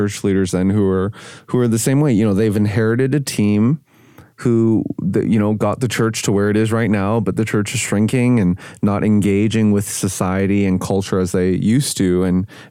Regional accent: Canada; I'm Canadian

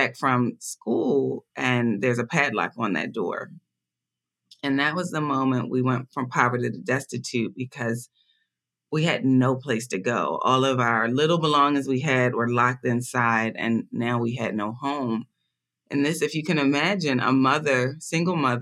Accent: Philadelphia, Pennsylvania, United States; I was born and raised in Philadelphia, Pennsylvania, in one of the most impoverished neighborhoods of Philadelphia.

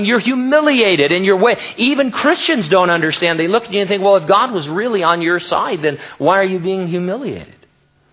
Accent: United States; as an American

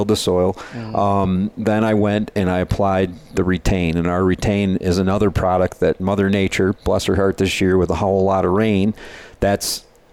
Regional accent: Michigan, United States; we're from Michigan, we call it the dirty sand capital of the world. There in Michigan

